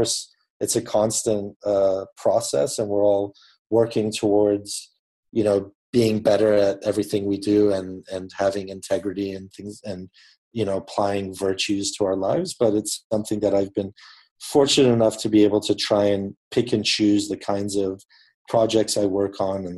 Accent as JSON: {"language": "English", "country": "Papua New Guinea", "tie": "born or raised there", "said": "I grew up in Papua New Guinea in the Pacific Islands, and I went to an international school."}